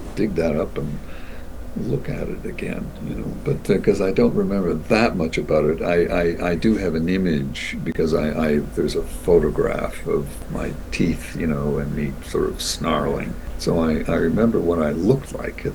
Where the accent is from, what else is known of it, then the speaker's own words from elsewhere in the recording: Toronto, Ontario, Canada; now in Vancouver, Canada; Toronto's my hometown